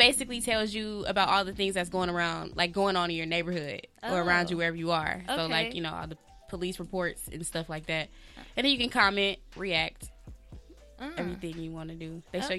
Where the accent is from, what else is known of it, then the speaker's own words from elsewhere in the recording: Atlanta, Georgia, United States; moved away as an adult; I'm from Atlanta.